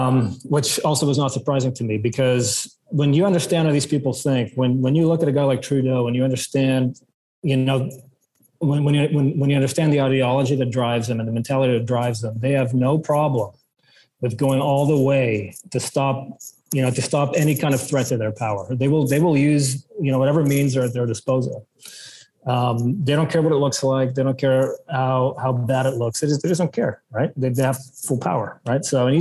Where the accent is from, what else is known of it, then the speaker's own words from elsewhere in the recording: South Africa; born there; also born or lived in Belgium / Ontario / British Columbia; You know, I was born in South Africa, lived in Belgium, then moved to Ontario, then moved to BC, and then now it's a new country, right?